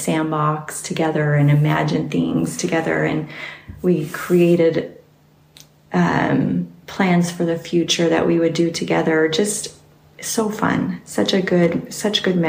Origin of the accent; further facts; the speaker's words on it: Salt Lake City, Utah, United States; also born or lived in Sandy, Utah / Bountiful, Utah; I was born in Salt Lake and lived basically in the Salt Lake area, Sandy, Cinderville, and Bountiful. That's where I grew up.